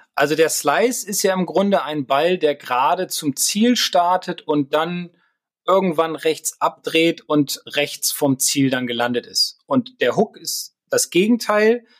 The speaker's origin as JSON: {"language": "German", "region": "Bremen", "country": "Germany", "said": "als Bremer, als Werder-Fan"}